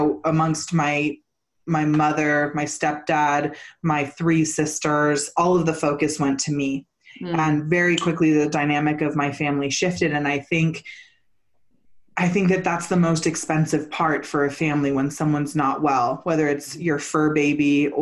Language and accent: English; Santa Cruz, California, United States; also born or lived in Garberville, California; I grew up in Santa Cruz